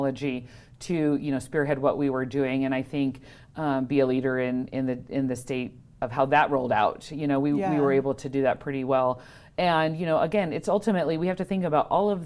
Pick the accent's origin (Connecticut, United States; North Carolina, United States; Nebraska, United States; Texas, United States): Nebraska, United States; also born or lived in Wyoming; now in Fallon, United States; I'm from Nebraska originally